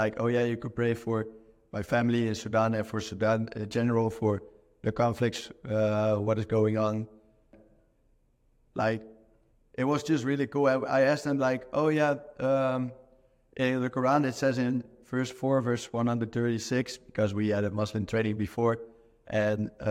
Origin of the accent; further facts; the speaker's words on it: Netherlands; moved away; I'm originally from the Netherlands